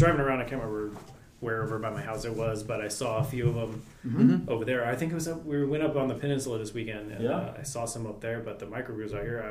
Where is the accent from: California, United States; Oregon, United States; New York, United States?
California, United States; Lodi; moved away; Yep, born and raised. Where at? Lodi, California. So it's about 30 miles south of Sacramento.